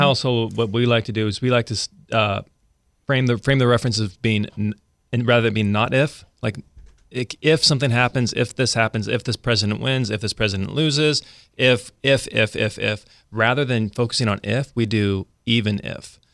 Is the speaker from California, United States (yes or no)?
yes; Central California, United States; moved away as an adult; now in Sacramento, United States; We're from Central California originally